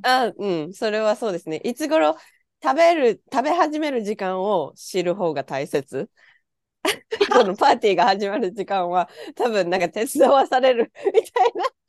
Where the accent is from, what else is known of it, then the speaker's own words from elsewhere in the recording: Japan; moved away as an adult; now in Canada; 私も日本で生まれ育ってるので